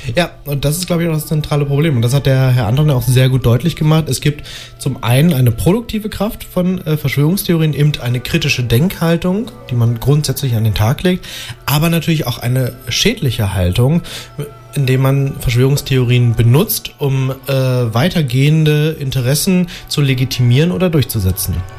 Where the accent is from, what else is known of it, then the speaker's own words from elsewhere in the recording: Nienburg, Lower Saxony, Germany; aus meiner Heimat, dem schönen aschgrauen Nienburg an der Weser